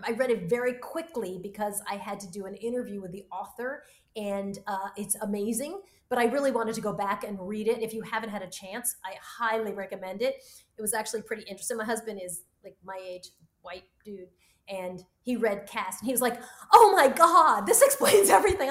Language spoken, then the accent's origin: English; United States; I'm an American. My roots are in Cuba and Australia, and I'm a Black American